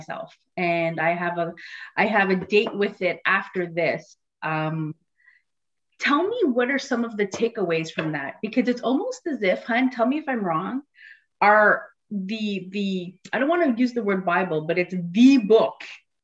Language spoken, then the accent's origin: English; Canada; now in Montreal, Canada; I still was straddling this line of being Canadian